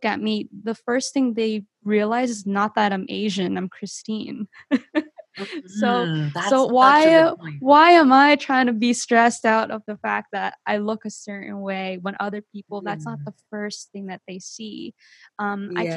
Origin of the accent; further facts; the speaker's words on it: Mississauga, Ontario, Canada; I was born in Canada, born and raised, 1995 baby, born in Toronto, Mississauga, Ontario